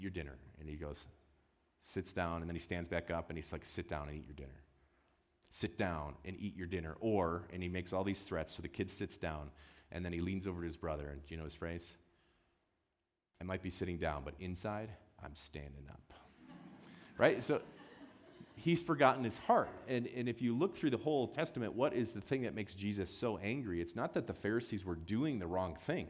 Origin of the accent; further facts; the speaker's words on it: Wisconsin, United States; moved away; I grew up in Wisconsin.